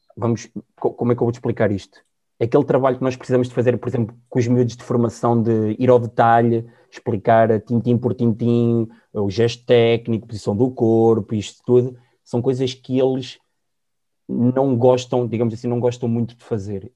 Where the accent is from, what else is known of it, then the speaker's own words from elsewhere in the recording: Sangalhos, Centro, Portugal; moved away as an adult; also born or lived in Porto / Germany; eu sou da zona de Sangalhos, vivo na minha uhum. ilhada, na terra de Leitão, e fui com 17 anos, 18 fui para o Porto